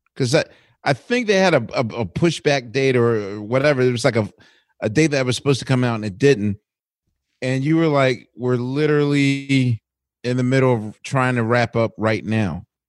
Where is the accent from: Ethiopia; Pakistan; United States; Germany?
United States; Philadelphia, Pennsylvania; as a Philadelphian